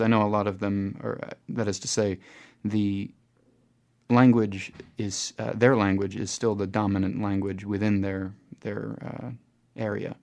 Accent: United States; now in New Zealand; I'm coming from the United States

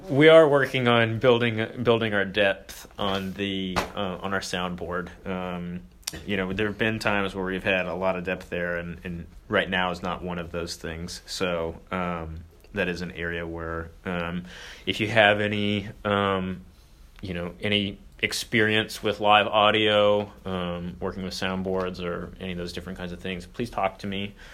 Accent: Cincinnati, Ohio, United States; I'm from Cincinnati. So ah. I was

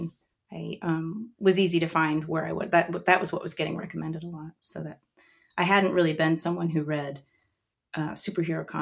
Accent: Austin, Texas, United States; moved away as an adult; now in Los Angeles, United States; I'm also from Austin

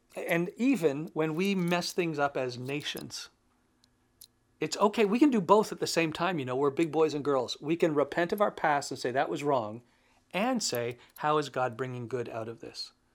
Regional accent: Canada; As a Canadian, I guess I could say I belong to Canada

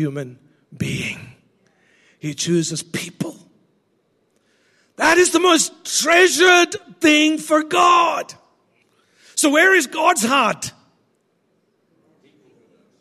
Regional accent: India; I'm Indian

